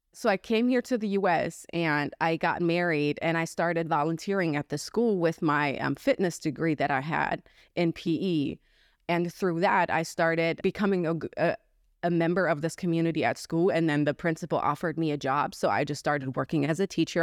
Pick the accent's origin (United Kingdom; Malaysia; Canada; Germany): Germany; moved away as an adult; now in United States; I was born and raised in Germany